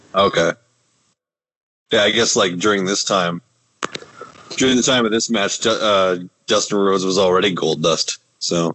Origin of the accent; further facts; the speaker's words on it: Winnipeg, Manitoba, Canada; we're from Winnipeg